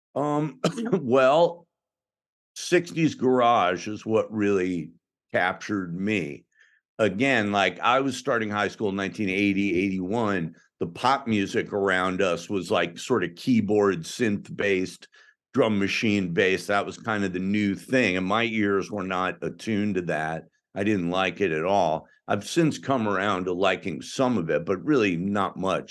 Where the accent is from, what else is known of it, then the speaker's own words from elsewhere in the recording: outside of Chicago, Illinois, United States; I grew up outside of Chicago, so I or I went to high school outside of Chicago